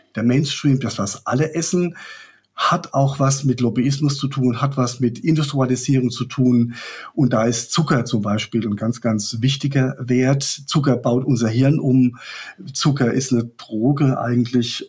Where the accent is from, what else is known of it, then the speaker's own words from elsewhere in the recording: Rhineland-Palatinate, Germany; Ich komme aus der Pfalz